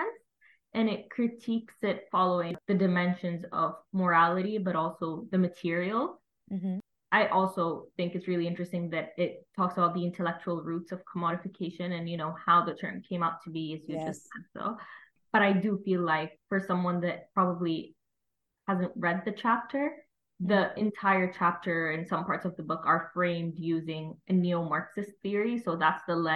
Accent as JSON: {"language": "English", "country": "Saudi Arabia", "moved": "as an adult", "lives_now": "London, United Kingdom", "said": "I'm from Saudi Arabia, and I'm currently in my second year at LSE"}